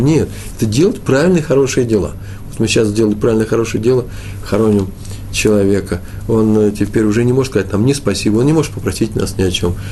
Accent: Russia; я из России

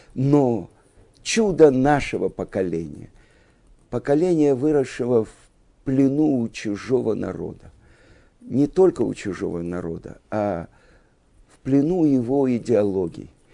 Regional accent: Russia; мы, евреи из России, выросли в стране победившего социализма

